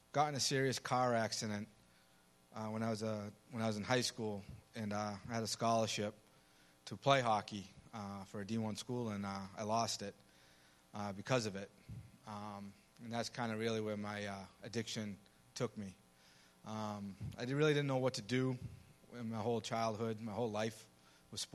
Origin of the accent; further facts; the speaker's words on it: Medford, Massachusetts, United States; I'm from Medford, Massachusetts